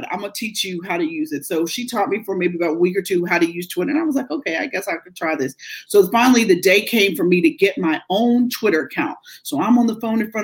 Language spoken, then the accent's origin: English; Pittsburgh, Pennsylvania, United States; born or raised there; moved away as an adult; now in Philadelphia, United States